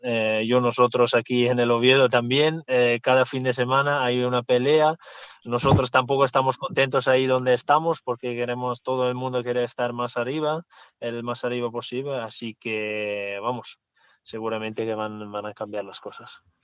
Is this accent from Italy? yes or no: yes; Italy; Spanish is a second language; also born or lived in Switzerland; now in Zaragoza, Spain; como italiano